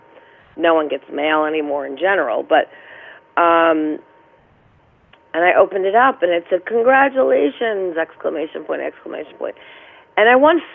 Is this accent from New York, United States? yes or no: yes; New York City, New York, United States; also born or lived in Bronx / Westchester; I was born actually in Manhattan in St. Vincent's Hospital.